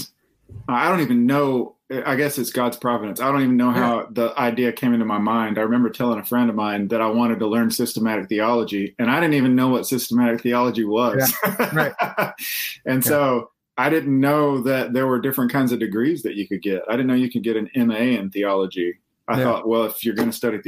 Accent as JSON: {"language": "English", "region": "Alabama", "country": "United States", "tie": "born or raised there", "said": "I grew up in Alabama"}